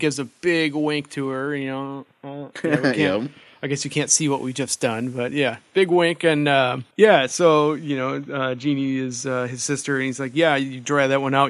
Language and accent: English; Union Grove, Wisconsin, United States; in my hometown of Union Grove.